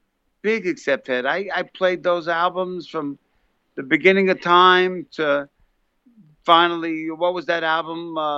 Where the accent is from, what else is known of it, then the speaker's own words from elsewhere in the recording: New York City, New York, United States; also born or lived in Westchester, New York; now in New Jersey, United States; I was born in the Bronx and I moved to New Jersey from Westchester.